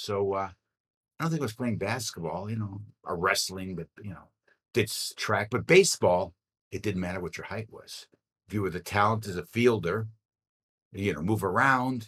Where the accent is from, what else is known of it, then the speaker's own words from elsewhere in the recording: Midwest, United States; I grew up in the Midwest